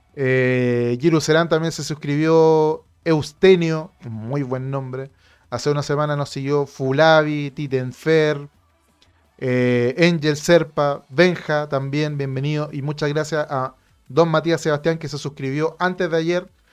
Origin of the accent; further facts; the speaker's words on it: Santiago, Santiago Metropolitan Region, Chile; lo entendemos acá en Santiago